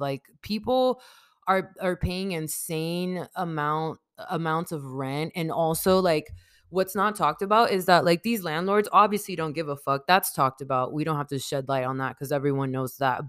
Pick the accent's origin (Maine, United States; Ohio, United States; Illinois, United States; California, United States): California, United States; San Diego; I grew up in San Diego, California, not born here, but I was raised here